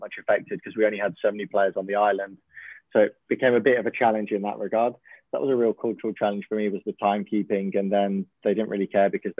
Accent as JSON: {"language": "English", "region": "England", "country": "United Kingdom", "moved": "as an adult", "lives_now": "Oslo, Norway", "said": "I'm English"}